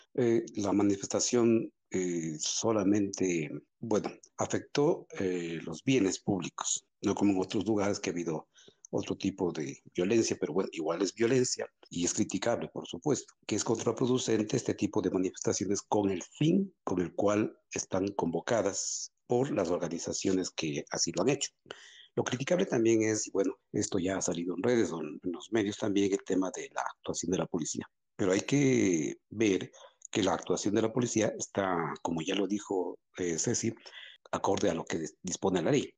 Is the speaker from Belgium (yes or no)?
no; Quito, Pichincha, Ecuador; como quiteño